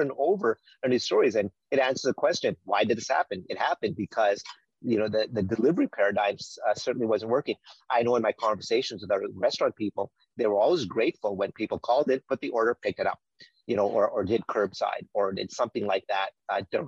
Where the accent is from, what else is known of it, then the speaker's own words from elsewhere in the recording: Winnipeg, Manitoba, Canada; I grew up in on Winnipeg Avenue and on McDermott. We used to have a small family restaurant there called India Gardens.